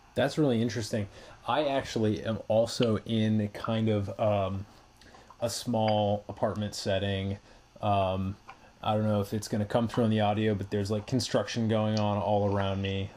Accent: Massachusetts, United States; moved away; I am originally from Massachusetts.

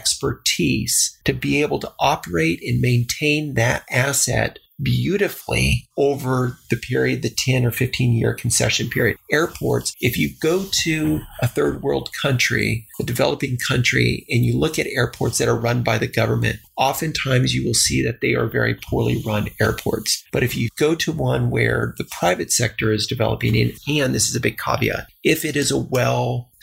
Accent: El Paso, Texas, United States; born or raised there

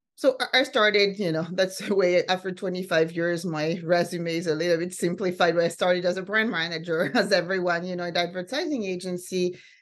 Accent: France; also born or lived in Sweden / Finland / San Francisco; now in New York, United States; I grew up mostly in France and then in Sweden.

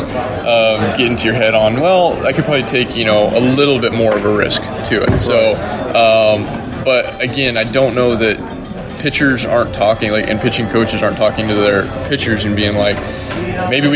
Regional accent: Wyoming, United States; I grew up in Wyoming where it's winter for 7 months out of the year.

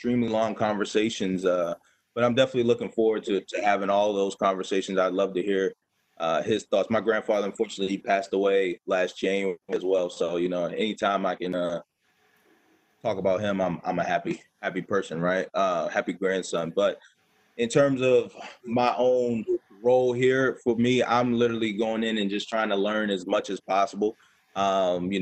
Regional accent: Baltimore, Maryland, United States; the Baltimore area. That's my hometown

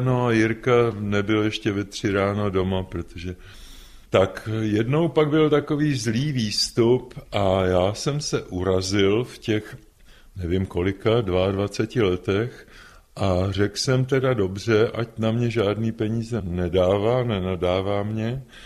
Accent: Prague, Czechia; když jsme chodili z Vinohrad, z Jiřího náměstí na náměstí Míru

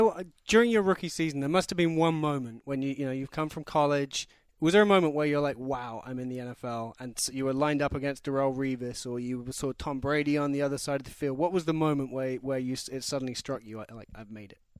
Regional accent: London, United Kingdom; I'm from London.

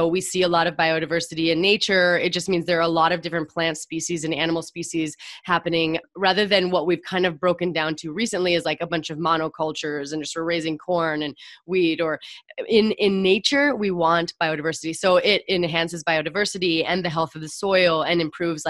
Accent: Montana, United States; I grew up in Montana

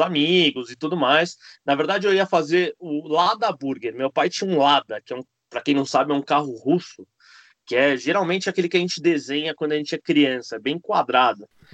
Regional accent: Argentina; now in Brazil; sou argentino, não nasci no Brasil. Vim para cá uh, porque meu pai veio abrir o um restaurante

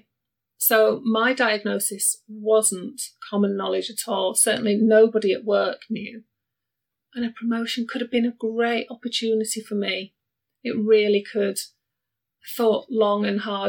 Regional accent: Barnsley, Yorkshire and the Humber, United Kingdom; moved away as an adult; I was born in the 70s, way back when, in Barnsley, and Barnsley's in Yorkshire.

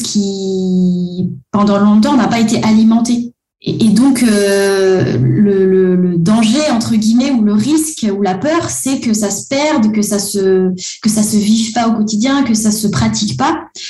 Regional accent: Antananarivo, Analamanga, Madagascar; moved away as an adult; now in France; moi, j'ai grandi à Madagascar, comme Oug, mais depuis une dizaine d'années, j'habite en France

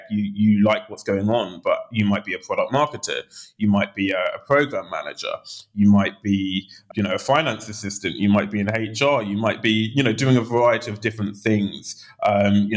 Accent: London, United Kingdom; also born or lived in Oxford; I grew up in Southeast London in Lewisham prior

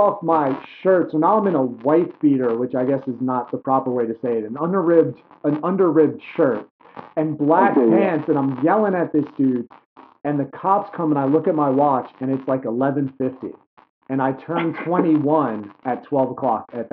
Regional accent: New York City, New York, United States; now in Delaware, United States; I grew up in New York City

